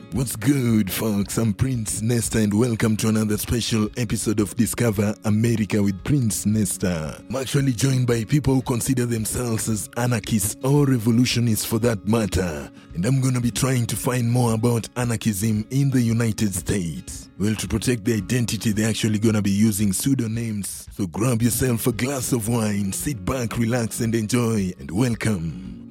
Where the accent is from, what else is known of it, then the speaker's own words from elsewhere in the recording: Kenya; I'm from Kenya too